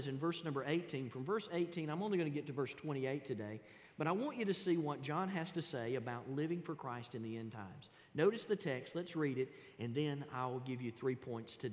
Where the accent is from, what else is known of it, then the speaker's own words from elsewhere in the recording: the South, Georgia, United States; accent: Southern; I was born in the South. I was raised in the South. And here's one thing that I can't get away from. I can't get away from my vernacular. I can't get away from my accent